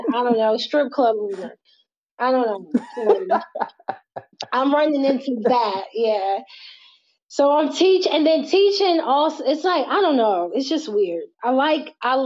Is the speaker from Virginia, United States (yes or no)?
yes; Virginia, United States; I'm from Virginia